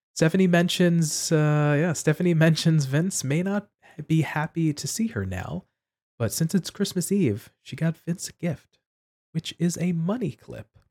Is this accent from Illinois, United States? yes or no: no; New York City, New York, United States; I was born and raised in New York City